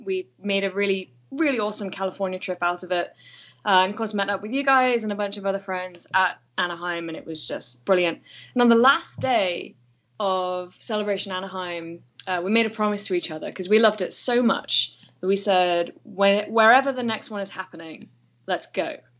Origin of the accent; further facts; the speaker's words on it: United Kingdom; moved away as an adult; now in Atlanta, United States; I am British, but I live in Atlanta.